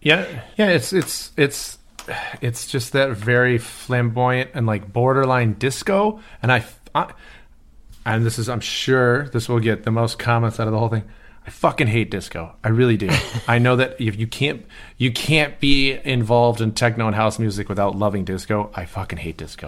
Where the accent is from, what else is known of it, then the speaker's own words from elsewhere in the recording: Detroit, Michigan, United States; moved away; also born or lived in Birmingham, Michigan; I'm growing up in Detroit, or outside of Detroit